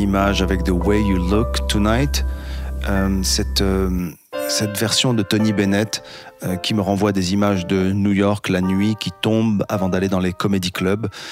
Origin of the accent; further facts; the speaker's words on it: Casablanca, Casablanca-Settat, Morocco; ma ville natale, Casablanca